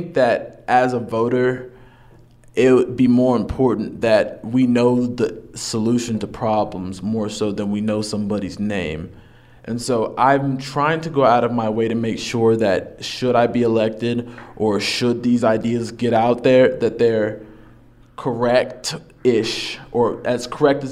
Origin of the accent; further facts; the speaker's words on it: Carrollton, Texas, United States; moved away as an adult; also born or lived in Dallas; now in Lubbock, United States; I came from Dallas. Okay. I'm from Carrollton, Texas